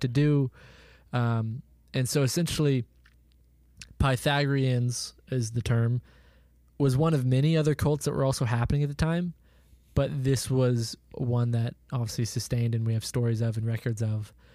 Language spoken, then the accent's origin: English; Oklahoma, United States; our town, Jacob, where we grew up in Oklahoma